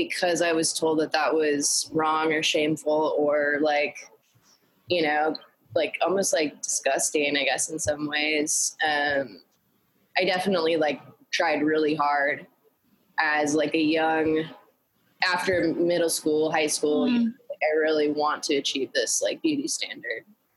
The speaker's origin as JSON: {"language": "English", "town": "Greensboro", "region": "North Carolina", "country": "United States", "tie": "born or raised there", "moved": "yes", "lives_now": "New York, United States", "said": "I grew up in Greensboro, North Carolina"}